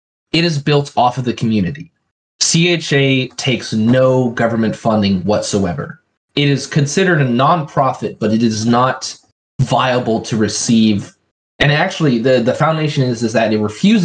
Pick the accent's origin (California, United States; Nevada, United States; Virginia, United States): California, United States; Plumas County; small areas like, you know, where we grew up in Plumas County